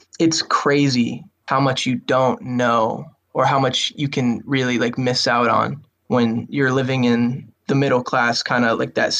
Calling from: Worcester, Massachusetts, United States; Worcester, Massachusetts.

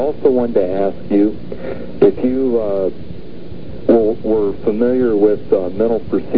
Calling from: Ohio, United States

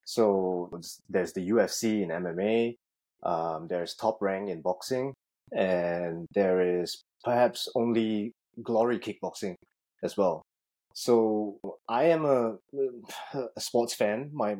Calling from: Singapore; Currently at home in Singapore, so I'm taking this call 12 hours ahead of you.

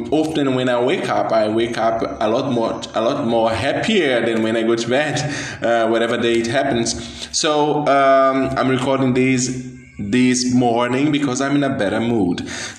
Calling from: Brazil; I'm speaking from Brazil, as I said.

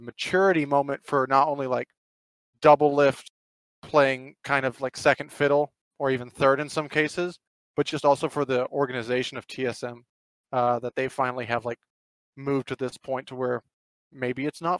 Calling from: Phoenix, Arizona, United States; also born or lived in Houston, Texas; I'm now calling from Phoenix, Arizona.

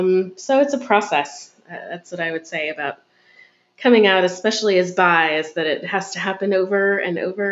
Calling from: Pennsylvania, United States; Hey, this is … in Central Pennsylvania, recording my coming

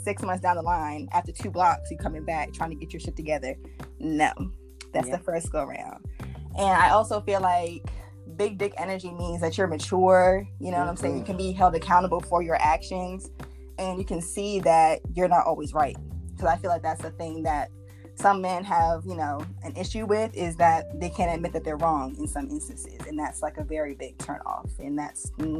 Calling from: Maryland, United States; I'm calling from Maryland.

